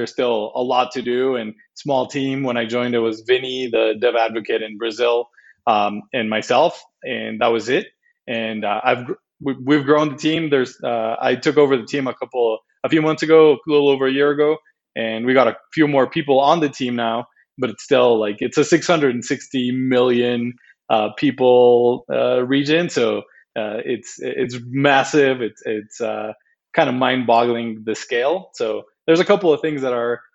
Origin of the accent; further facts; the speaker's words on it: Mexico; I'm Mexican. I was born and raised in Mexico, lived most of my life in Mexico